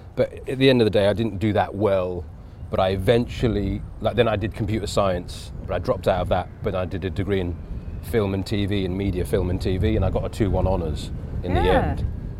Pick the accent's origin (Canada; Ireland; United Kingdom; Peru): United Kingdom; England; even being Indian, but growing up in England, I was living two worlds at the same time.